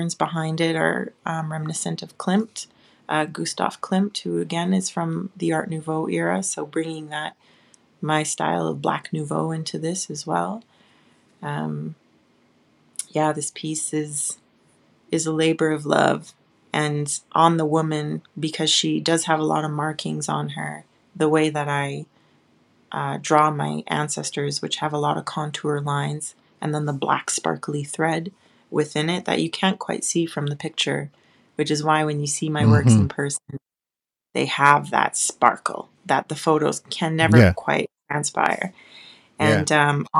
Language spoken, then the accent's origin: English; Western Canada, Canada; being a Canadian, I'm safe here